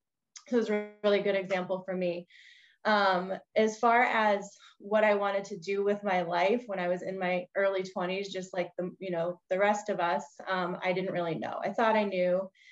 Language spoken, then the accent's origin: English; Bridgewater, Massachusetts, United States; I grew up on the South Shore of Massachusetts in a town called Bridgewater. And I grew up with this, raised by a single mom, had two younger sisters, all girls in the family.